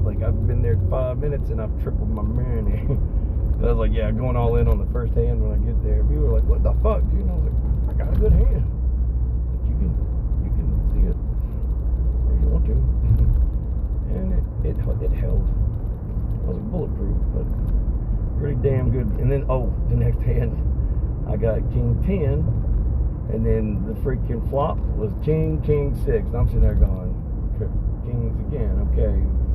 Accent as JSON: {"language": "English", "town": "Vestal", "region": "New York", "country": "United States", "tie": "born or raised there", "said": "I grew up in Vestal"}